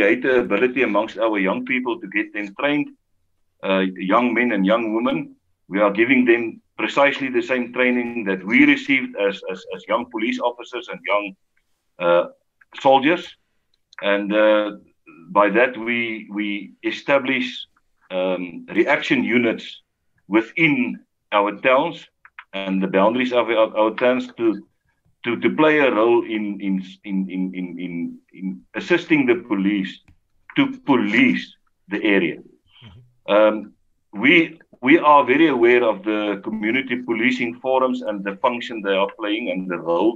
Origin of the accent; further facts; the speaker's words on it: South Africa; the values that we grew up with in South Africa